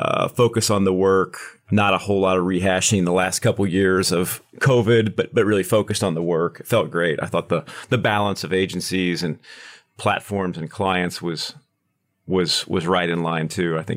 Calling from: Kansas City, Missouri, United States; I am in Kansas City, right on the border of Kansas and Missouri, sitting in the Kansas or sitting on the Missouri side is where the office is today.

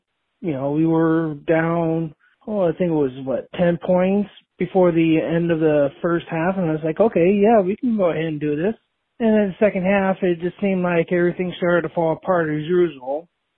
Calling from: Omaha, Nebraska, United States; I'm calling from Omaha, Nebraska.

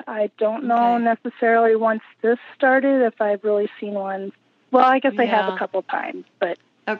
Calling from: Minnesota, United States; I'm calling from Minnesota.

